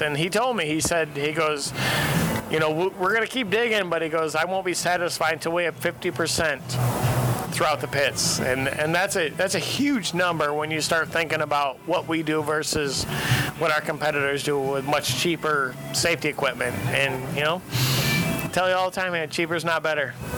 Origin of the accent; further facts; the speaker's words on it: Western New York, United States; I grew up in Western New York.